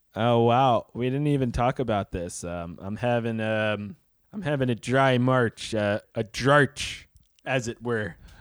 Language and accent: English; New York City, New York, United States; I had friends from all over, but mostly in, in the southern part of Brooklyn